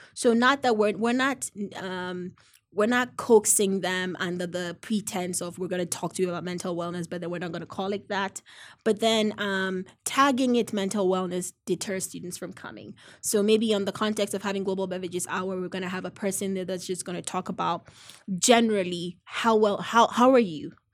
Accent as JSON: {"language": "English", "country": "Ghana", "moved": "yes", "lives_now": "United States", "said": "I'm originally from Ghana"}